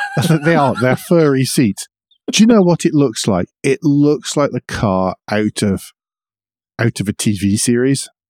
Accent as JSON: {"language": "English", "country": "United Kingdom", "said": "I'm British"}